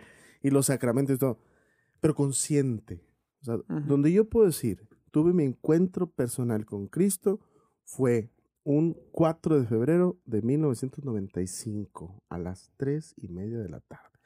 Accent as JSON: {"language": "Spanish", "town": "Cananea", "region": "Sonora", "country": "Mexico", "tie": "born or raised there", "moved": "as an adult", "said": "Toda mi vida antes de salir de ahí de Cananea a los 23 años, pues estuve ahí"}